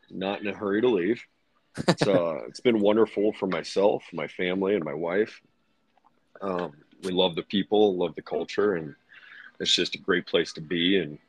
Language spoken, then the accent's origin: English; Hershey, Pennsylvania, United States; I'm from Hershey, PA, brother. Born and bred.